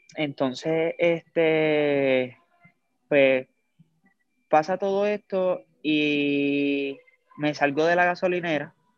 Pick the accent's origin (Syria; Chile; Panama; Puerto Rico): Puerto Rico; Lares; soy natural de Lares, de Lares, Puerto Rico